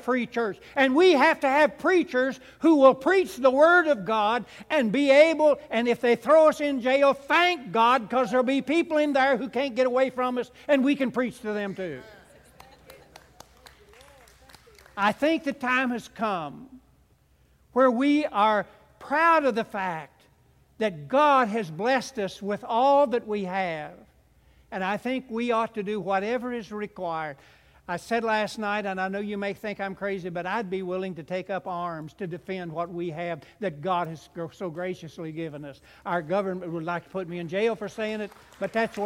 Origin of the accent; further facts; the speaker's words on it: United States; I'm an American